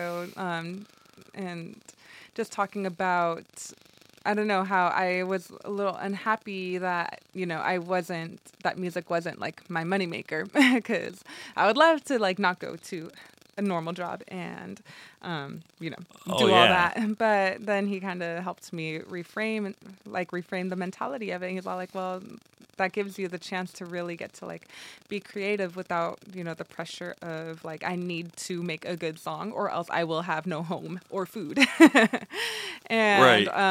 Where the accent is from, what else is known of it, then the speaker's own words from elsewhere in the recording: El Paso, Texas, United States; moved away; my hometown, like to El Paso